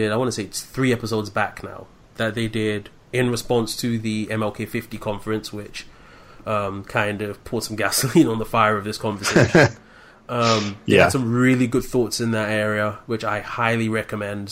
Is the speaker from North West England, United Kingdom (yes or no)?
no; London, United Kingdom; moved away as an adult; now in Medford, United States; I'm originally from London, born and raised in the UK, and moved over here in April of last year